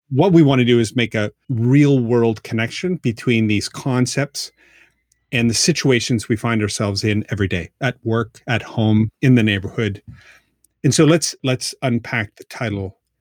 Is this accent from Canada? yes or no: yes; Halifax, Nova Scotia, Canada; now in Baltimore, United States; I am living in Baltimore, Maryland. I am from Halifax